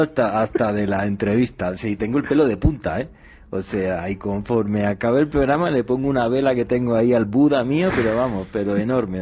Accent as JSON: {"language": "Spanish", "country": "Spain", "said": "allí en mi país, en España"}